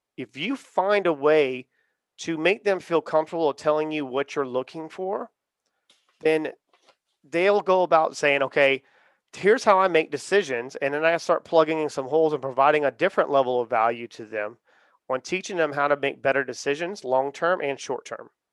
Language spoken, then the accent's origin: English; Charleston, South Carolina, United States; I'm from the South. I'm from Charleston, South Carolina